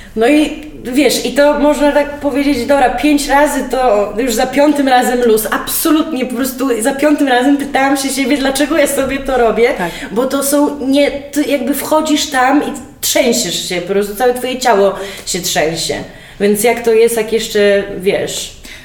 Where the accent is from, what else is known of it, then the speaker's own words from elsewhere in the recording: Białystok, Podlaskie Voivodeship, Poland; ja jestem z Białego Stoku, przecież znasz i moją rodzinę białostocką